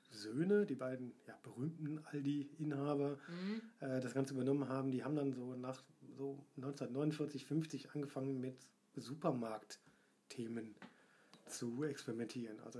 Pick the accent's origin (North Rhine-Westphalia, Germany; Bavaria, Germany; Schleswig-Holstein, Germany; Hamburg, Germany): North Rhine-Westphalia, Germany; Essen; ich getraue es mich kaum zu sagen als Essener.